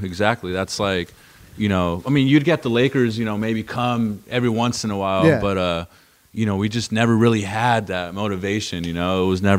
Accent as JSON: {"language": "English", "town": "Los Angeles", "region": "California", "country": "United States", "tie": "born or raised there", "said": "Boyle Heights, Hazard Projects, Ramona Gardens Projects, right off the 10, right off Soto."}